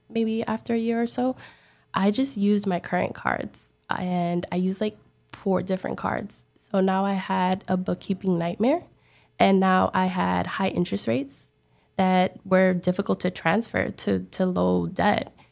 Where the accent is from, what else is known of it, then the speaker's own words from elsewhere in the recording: New York City, New York, United States; now in Miami, United States; I'm from the Bronx, but I now live in Miami